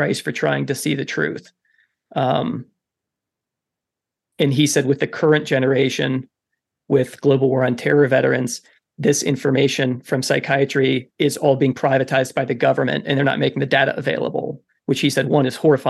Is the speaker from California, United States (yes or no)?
no; Kentucky, United States; also born or lived in Wisconsin; at the age of 10, we moved from Wisconsin to Kentucky